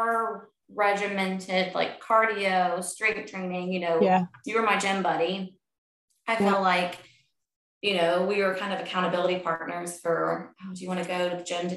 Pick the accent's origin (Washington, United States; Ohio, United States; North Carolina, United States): North Carolina, United States; Charlotte; also born or lived in Clemson, South Carolina; I grew up outside of Charlotte.